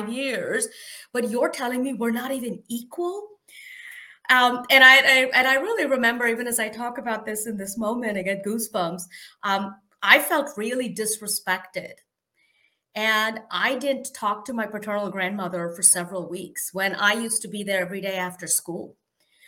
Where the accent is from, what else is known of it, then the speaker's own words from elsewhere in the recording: India; moved away as an adult; now in United States; I am an immigrant. I grew up in India